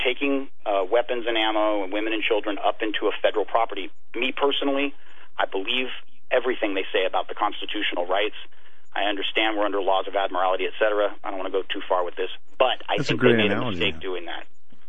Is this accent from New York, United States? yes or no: no; Hollywood, California, United States; I am from Hollywood.